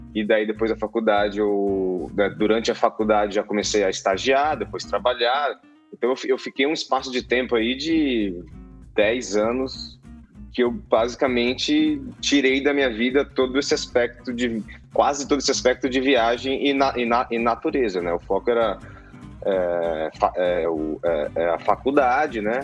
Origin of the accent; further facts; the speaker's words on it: Mato Grosso do Sul, Brazil; also born or lived in Campo Grande / Bonito; now in São Paulo, Brazil; eu sou nascido em São Paulo, mas fui criado no Mato Grosso do Sul, né?